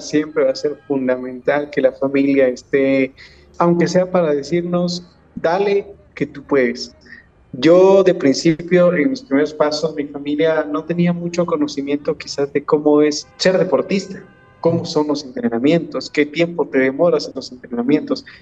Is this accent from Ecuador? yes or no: yes; Ecuador; nosotros, los ecuatorianos